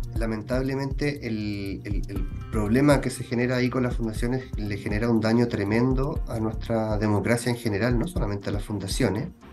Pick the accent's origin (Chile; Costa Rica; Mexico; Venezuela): Chile; nos jactábamos como chilenos